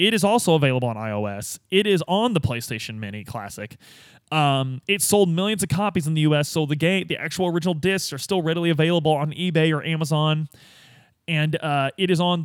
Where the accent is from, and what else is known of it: United States